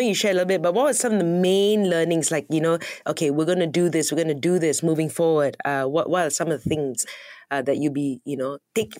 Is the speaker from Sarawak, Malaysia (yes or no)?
yes; Sarawak, Malaysia; I'm from Sarawak.